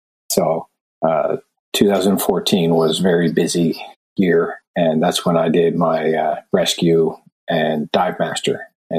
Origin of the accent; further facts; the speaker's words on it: Lower Sackville, Nova Scotia, Canada; Well, I grew up mainly in Lower Sackville, Nova Scotia, but my father's in shipbuilding, so we traveled a lot. Wherever the boat, once the boat floated, we moved to the next shipyard. I've been all over Canada.